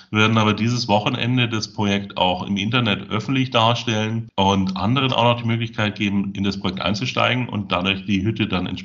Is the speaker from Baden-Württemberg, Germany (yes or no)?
no; Munich, Bavaria, Germany; born or raised there; moved away as an adult; also born or lived in Salzburg / Russia / United States / London; now in Bulgaria